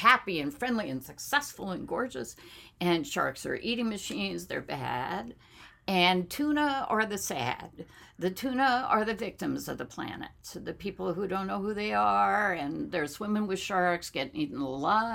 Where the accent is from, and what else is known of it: Whittier, California, United States; born or raised there; also born or lived in Boston